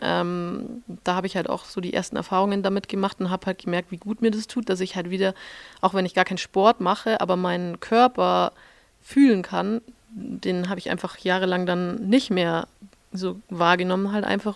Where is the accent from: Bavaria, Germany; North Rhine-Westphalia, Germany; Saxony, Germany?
Bavaria, Germany; Schwangau; moved away as an adult; also born or lived in Munich / Switzerland / Austria; das ist das Hotel Rübezahl in Schwangau. Genau, das ist das Hotel meiner Eltern. da bin ich aufgewachsen und groß geworden.